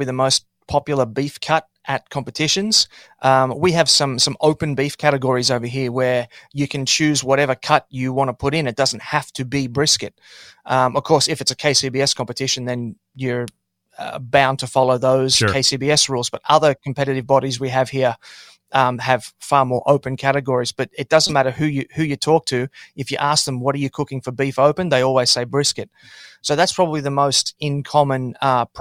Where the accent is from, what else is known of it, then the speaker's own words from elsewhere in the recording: Queensland, Australia; I'm from Queensland